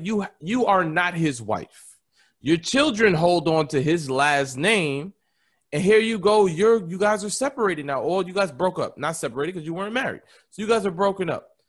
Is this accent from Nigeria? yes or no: yes; Nigeria; I'm Nigerian